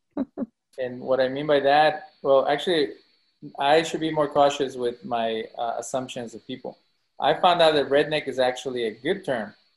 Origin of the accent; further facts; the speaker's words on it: Mexico; now in United States; when you come from Mexico or any country, when you first get here, everybody's like, where are you from? Because of your accent